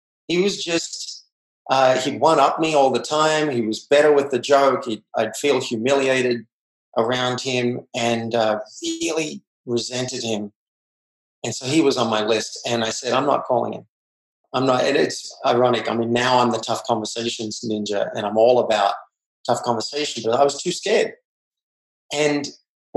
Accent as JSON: {"language": "English", "country": "Australia", "tie": "born or raised there", "said": "I grew up in Australia"}